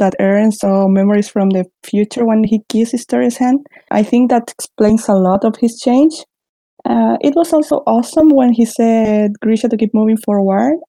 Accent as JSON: {"language": "English", "country": "Chile", "said": "I'm a digital artist and a graphic designer from Chile"}